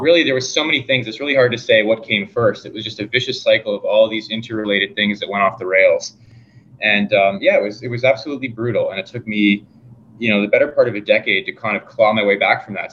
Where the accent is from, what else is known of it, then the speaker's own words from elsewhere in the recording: Fergus, Ontario, Canada; also born or lived in Guelph, Ontario; we moved to an even smaller town, Fergus, Ontario and that's where I grew up